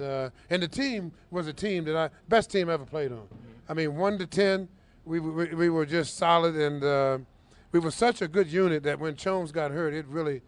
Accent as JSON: {"language": "English", "region": "Midwest", "country": "United States", "said": "I'm from the Midwest."}